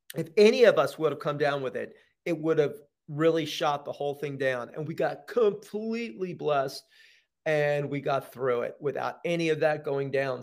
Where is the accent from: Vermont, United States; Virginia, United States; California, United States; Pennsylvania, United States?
Pennsylvania, United States; Philadelphia; now in Los Angeles, United States; Philly, which is my hometown